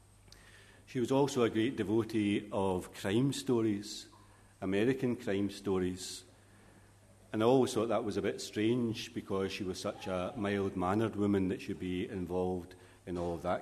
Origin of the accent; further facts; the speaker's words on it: Glasgow, Scotland, United Kingdom; As a young boy growing up in Glasgow